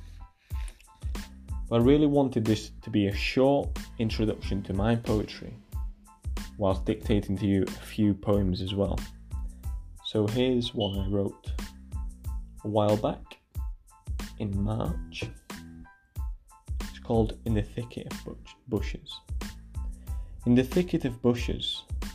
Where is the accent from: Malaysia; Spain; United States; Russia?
Spain; Barcelona, Catalonia; I grew up in Catalonia, in Barcelona